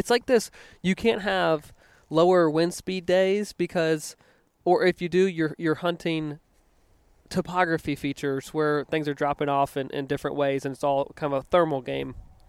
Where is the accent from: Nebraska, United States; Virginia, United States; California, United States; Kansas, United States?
Virginia, United States; growing up on the East Coast in Virginia, river breaks wasn't a term that was extremely common out there.